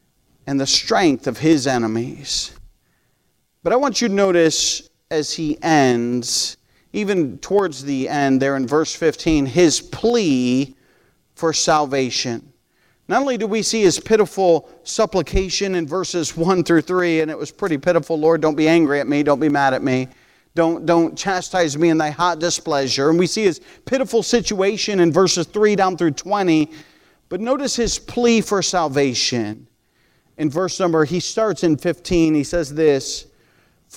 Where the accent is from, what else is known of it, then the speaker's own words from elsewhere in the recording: United States; moved away as an adult; also born or lived in Cajamarca, Peru; I'm American, and I have 6 kids, and we're still here